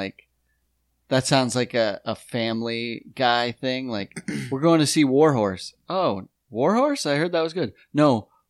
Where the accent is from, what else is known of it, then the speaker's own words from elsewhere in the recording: South Dakota, United States; And I was like, I was like South Dakota.